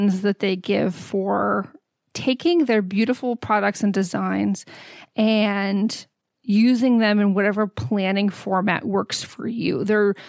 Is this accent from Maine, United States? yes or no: no; Texas, United States; Growing up in Texas